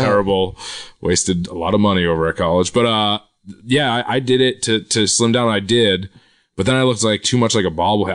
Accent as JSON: {"language": "English", "town": "Quincy", "region": "Massachusetts", "country": "United States", "tie": "born or raised there", "said": "I'm from Quincy, Massachusetts, which is right. south of Boston."}